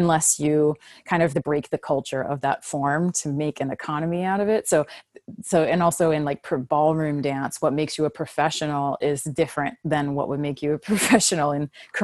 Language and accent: English; Virginia Beach, Virginia, United States; moved away as an adult; also born or lived in Miami / New York; I grew up in Virginia Beach and I started dancing as a young child